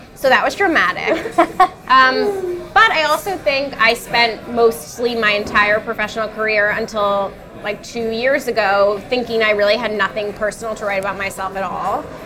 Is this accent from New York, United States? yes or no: yes; New York City, New York, United States; I'm a New Yorker to my core. Like, I'll never leave.